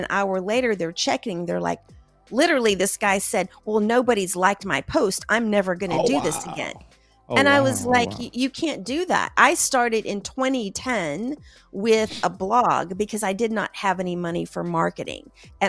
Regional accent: the South, United States; because I'm from the South, a watched pot never boils.

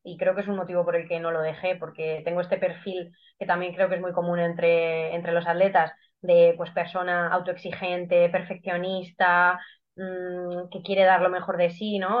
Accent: Guadalajara, Castilla-La Mancha, Spain; soy de Guadalajara, tengo 32 años eh, y hago atletismo desde hace 20. Mm, siempre he corrido aquí en mi ciudad

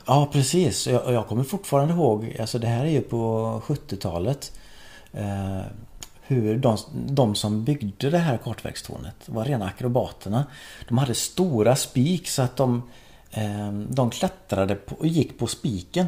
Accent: Skephult, Västra Götaland, Sweden; Jag växte upp i Skepult eh, i Marks kommun

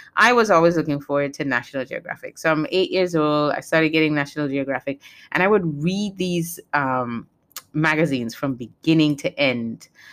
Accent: U.S. Virgin Islands; also born or lived in Saint Kitts and Nevis (parents' country); Saint Croix is where I was born and raised

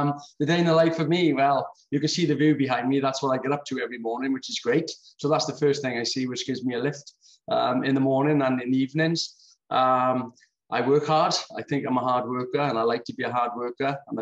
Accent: Swansea, Wales, United Kingdom; also born or lived in Port Talbot; Then we came back to Swansea. And that's where I sort of did my growing up from 11 to now

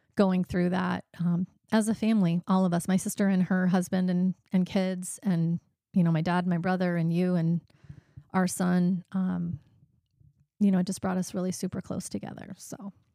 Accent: Monticello, Iowa, United States; moved away as an adult; I grew up in Monticello, Iowa, which is a small town in east central Iowa, and, uh, lived there until I was about twenty years old.

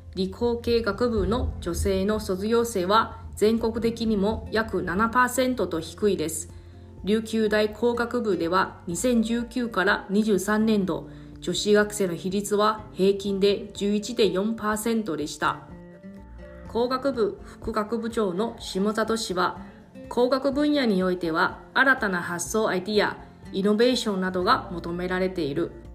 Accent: Taiwan; now in Okinawa, Japan; 私台湾出身の記者

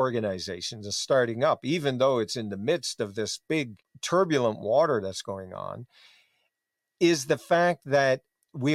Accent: Newfoundland and Labrador, Canada; growing up in Newfoundland

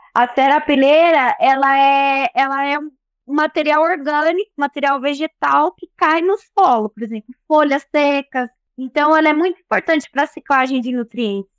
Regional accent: Brotas, São Paulo, Brazil; sou natural de Brotas

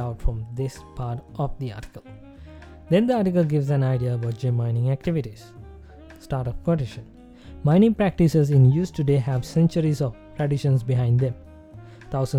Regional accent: Sri Lanka; my home country

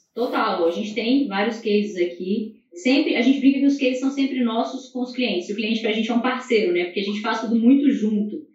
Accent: Minas Gerais, Brazil; como boa mineira

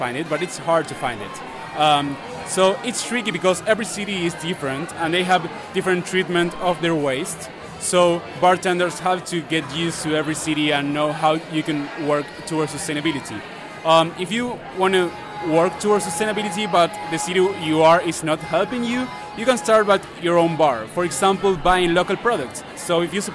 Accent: Argentina; I'm from Argentina

